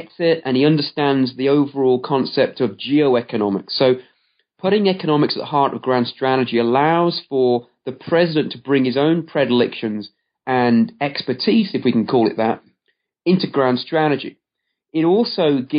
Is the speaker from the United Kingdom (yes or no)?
yes; United Kingdom; growing up in Britain during that time period